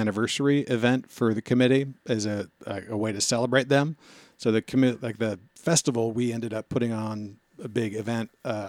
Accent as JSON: {"language": "English", "town": "Yokohama", "region": "Kanagawa", "country": "Japan", "tie": "born there", "said": "I was born in Yokohama."}